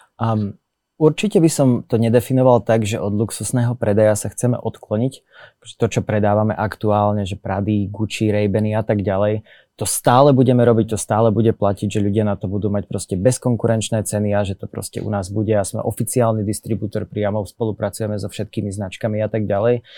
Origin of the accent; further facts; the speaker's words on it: Slovakia; Sme Slováci, sedíme na Slovensku